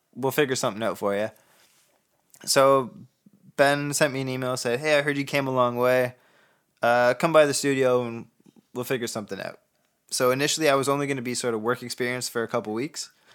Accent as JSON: {"language": "English", "country": "Canada", "said": "I'm Canadian."}